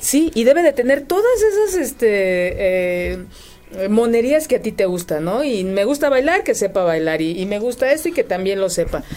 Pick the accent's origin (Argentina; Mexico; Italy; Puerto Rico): Mexico; como mexicanos